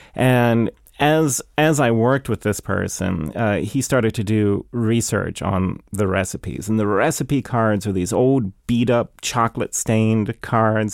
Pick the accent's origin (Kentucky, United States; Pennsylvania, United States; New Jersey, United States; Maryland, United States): Maryland, United States; Kensington; we grew up in Kensington, uh, and we backed up against, uh, Rock Creek Park